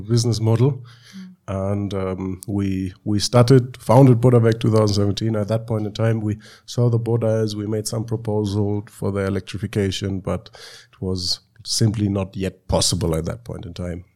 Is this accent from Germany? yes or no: yes; Germany; moved away as an adult; now in Uganda; I was born and raised in Germany, but came to Uganda four and a half years ago